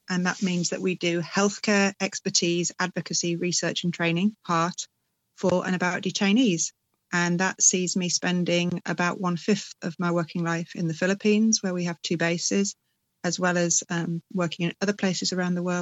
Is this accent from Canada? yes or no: no; United Kingdom; So, first and foremost, I'm a British GP